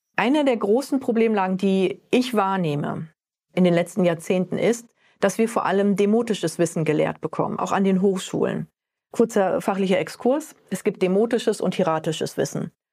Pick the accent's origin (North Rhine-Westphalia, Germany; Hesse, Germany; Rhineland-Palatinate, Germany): North Rhine-Westphalia, Germany; Ostwestfalen-Lippe; now in Frankfurt, Germany; aus einem kleinen Kaff in Ostwestfalen-Lippe bin ich räumlich gar nicht so weit gekommen, bis nach Frankfurt in den Hub